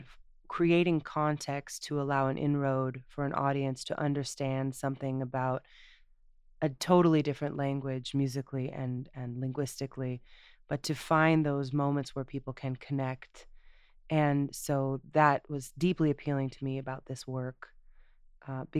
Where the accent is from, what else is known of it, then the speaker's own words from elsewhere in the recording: Santa Cruz, California, United States; now in New York, United States; originally from Santa Cruz, California. And I've been in New York for 12 and a half years